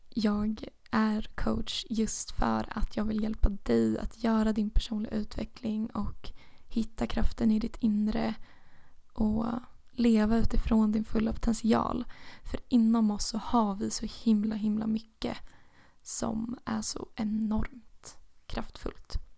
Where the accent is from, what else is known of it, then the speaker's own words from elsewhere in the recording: Motala, Östergötland, Sweden; also born or lived in Uppsala; Motala är min hemstad